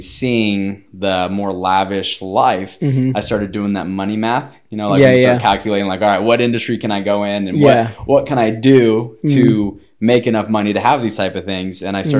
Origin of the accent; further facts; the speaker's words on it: Claremont, California, United States; I grew up in Claremont area.